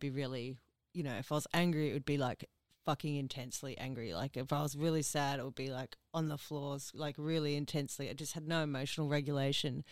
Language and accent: English; Ipswich, Queensland, Australia; I'm originally from Ipswich